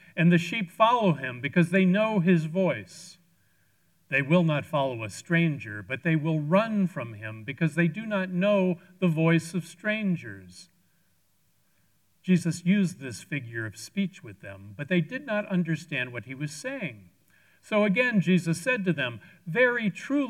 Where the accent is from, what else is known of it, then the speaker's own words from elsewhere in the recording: Washington, District of Columbia, United States; moved away as an adult; I traveled to my hometown, Washington, D.C., for a short visit with my brother, Hans